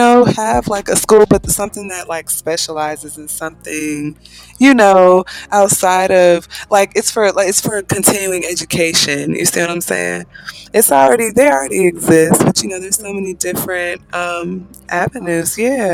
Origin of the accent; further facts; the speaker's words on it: Atlanta, Georgia, United States; now in Marietta, United States; And yes, I'm actually from Atlanta, Georgia, and I am in Marietta, so I've been living there at this point for about 5 years.